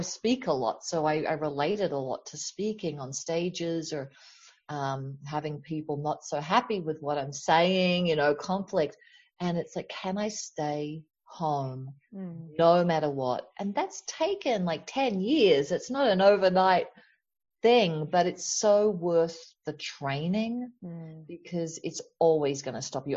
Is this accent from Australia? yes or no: yes; Australia; now in United States; I grew up in Australia, which has the tall poppy syndrome